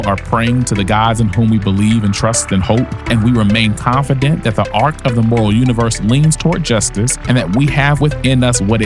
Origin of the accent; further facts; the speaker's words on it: Nashville, Tennessee, United States; I'm from Nashville